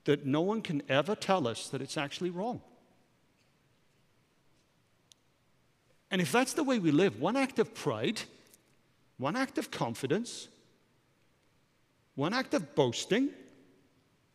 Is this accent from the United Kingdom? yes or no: yes; Wales, United Kingdom; I'm a Welshman.